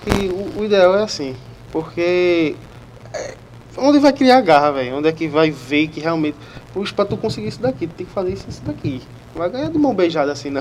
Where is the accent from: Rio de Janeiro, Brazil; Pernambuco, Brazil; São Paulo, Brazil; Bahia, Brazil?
Pernambuco, Brazil; Olinda; eu sou de Olinda, eu era mesário de Olinda